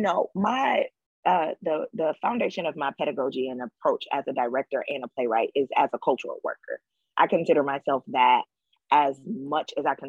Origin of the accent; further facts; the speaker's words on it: Detroit, Michigan, United States; All those women come from Alabama, though I am born and raised in Detroit.